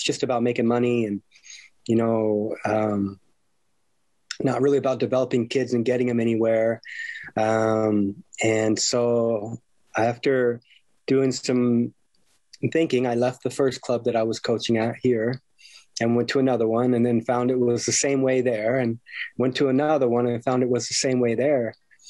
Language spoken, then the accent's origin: English; Temecula, California, United States; really wanting to help things here back in my hometown of Temecula where I grew up.